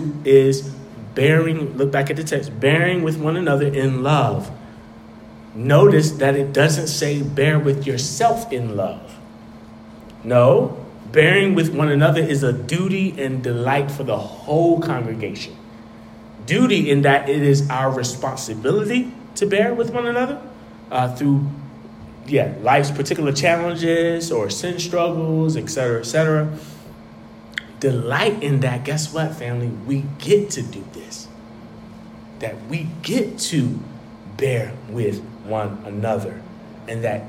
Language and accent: English; North Carolina, United States; now in Washington, D.C., United States; So I'm from North Carolina, right?